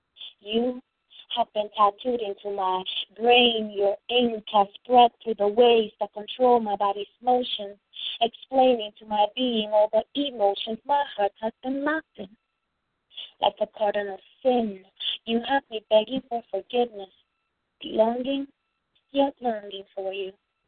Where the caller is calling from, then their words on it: Virginia, United States; I'm calling from Virginia.